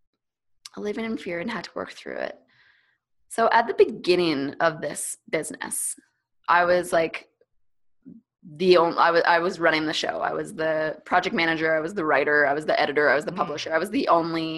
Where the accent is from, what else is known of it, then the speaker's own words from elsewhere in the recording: Canada; first language English; I freaking grew up in Canada and have like, I went to university in Canada. Of course, this is my first language